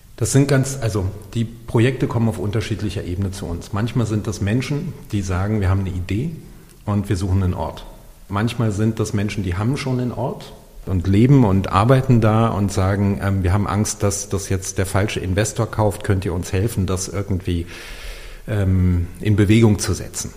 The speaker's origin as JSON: {"language": "German", "region": "Berlin", "country": "Germany", "tie": "born or raised there", "said": "hier in meiner Heimatstadt Berlin"}